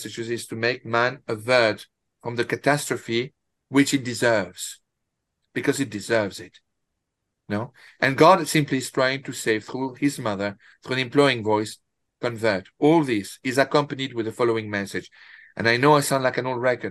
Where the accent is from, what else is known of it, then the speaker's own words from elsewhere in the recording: France; I'm from France